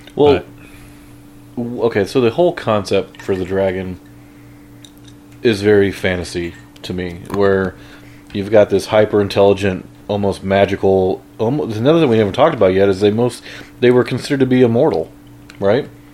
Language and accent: English; Midwest, United States; I'm from the Midwest